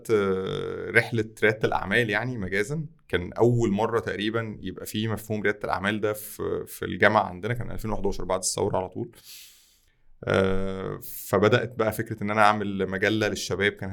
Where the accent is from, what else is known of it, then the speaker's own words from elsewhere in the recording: Tanta, Gharbia, Egypt; ما كانش انا من طنطا اصلا فطنطا ما كانش فيها نماذج